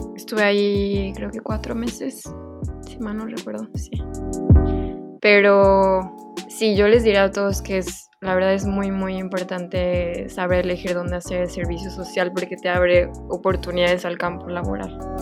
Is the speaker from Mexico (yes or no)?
yes; Veracruz, Mexico; moved away as an adult; also born or lived in Mexico City, Mexico; yo ya me había regresado a, a Veracruz, que soy de Veracruz.